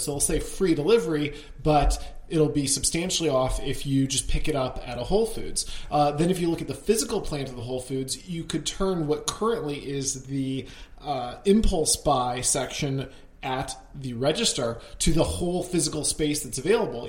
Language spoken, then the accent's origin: English; Connecticut, United States; my home state of Connecticut